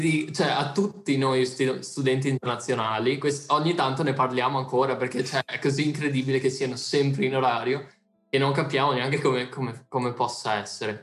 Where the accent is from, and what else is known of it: Italy; now in Netherlands